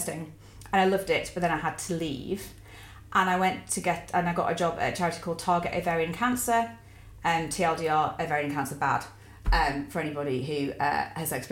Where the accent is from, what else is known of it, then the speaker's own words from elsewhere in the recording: Warrington, North West England, United Kingdom; also born or lived in Preston / Macclesfield; I'm from Warrington